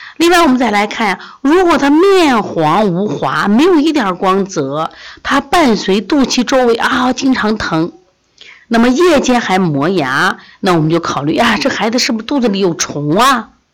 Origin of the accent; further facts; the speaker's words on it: China; also born or lived in Xi'an; 我们中国人